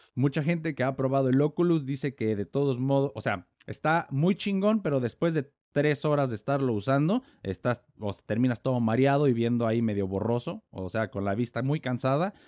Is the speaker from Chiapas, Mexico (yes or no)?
no; Morelia, Michoacán, Mexico; yo soy mexicano, nací en Morelia, Michoacán